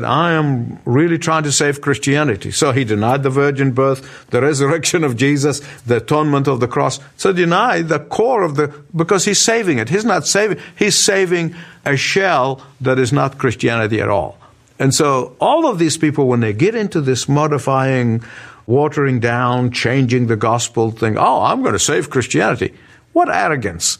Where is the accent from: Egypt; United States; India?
Egypt; my hometown, the country of Egypt